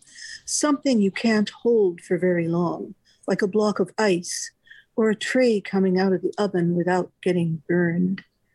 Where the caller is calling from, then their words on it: Orlando, Florida, United States; I'm calling from Orlando, Florida, mm-hmm. which is where I live.